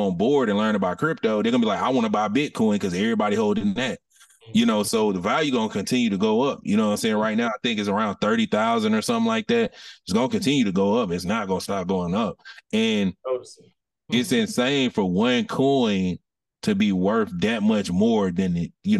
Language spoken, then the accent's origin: English; Atlanta, Georgia, United States; I'm born and raised from Atlanta